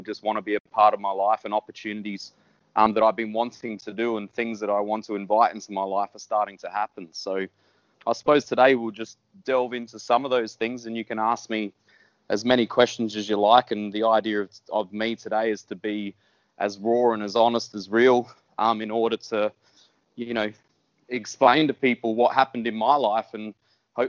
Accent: Whyalla, South Australia, Australia; moved away; I'm just a country boy. I grew up in Wyala. I was there until I was about 17.

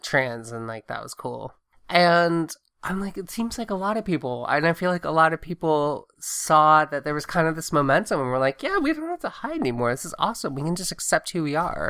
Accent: Augusta, Georgia, United States; also born or lived in Southwest Virginia / Blacksburg, Virginia / Tuscaloosa, Alabama / Athens, Georgia; I grew up in Augusta, Georgia, which is also very, very Republican, very military.

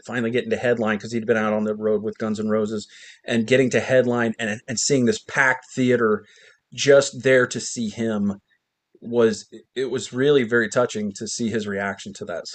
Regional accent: Ohio, United States; also born or lived in New Jersey; I'm from New Jersey, but I moved to Ohio when I was very young

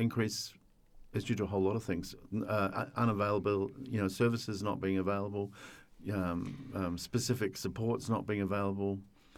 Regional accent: New Zealand; moved away as an adult; now in Sydney, Australia; I'm from New Zealand. I came over from New Zealand when I was 19 with $50

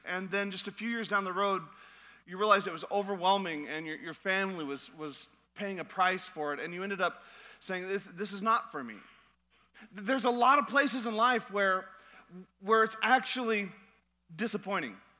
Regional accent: Alaska, United States; moved away; I'm from Alaska, so I, I enjoy the, the cold.

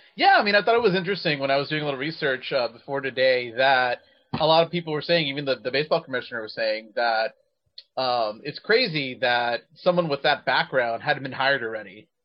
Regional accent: Texas, United States; my home state of Texas

